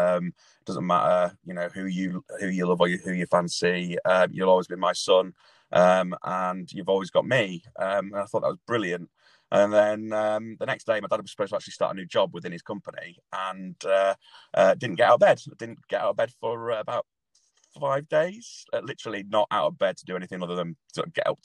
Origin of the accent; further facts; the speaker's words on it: Leeds, Yorkshire and the Humber, United Kingdom; now in Manchester, United Kingdom; I currently live in Manchester, but I'm originally from Leeds